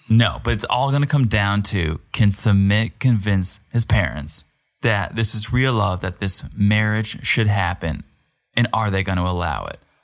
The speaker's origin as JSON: {"language": "English", "region": "Connecticut", "country": "United States", "said": "I'm from America. I'm from Connecticut"}